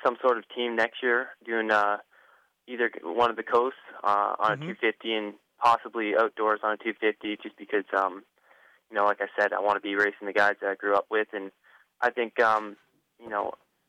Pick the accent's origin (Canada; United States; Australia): Canada; near Sarnia, Ontario; near Sarnia there, which is like, it's like in Michigan, like, right on the border there of Michigan